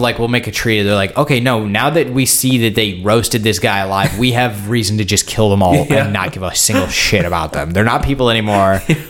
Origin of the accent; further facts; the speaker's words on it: United States; I'm like a gringo, like I'm an American